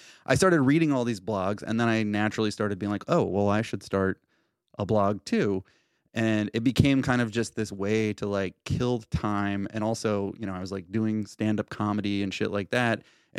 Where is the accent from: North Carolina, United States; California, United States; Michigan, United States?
California, United States; born there; also born or lived in Idaho / Utah / Alabama / Tennessee; I was born in Southern California and then lived like everywhere, like fucking like Idaho, Utah, Alabama, Tennessee, San Francisco, New York. And so I've just like, I don't think I have like a definable accent of any kind.